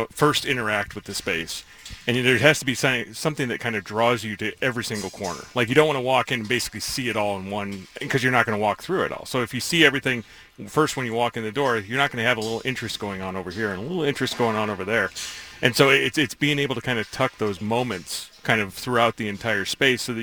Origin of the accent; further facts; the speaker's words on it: New York, United States; growing up in New York